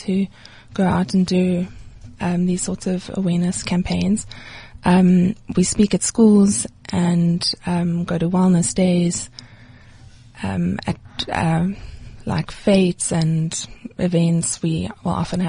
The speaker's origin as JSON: {"language": "English", "town": "Johannesburg", "region": "Gauteng", "country": "South Africa", "said": "I'm from Joburg"}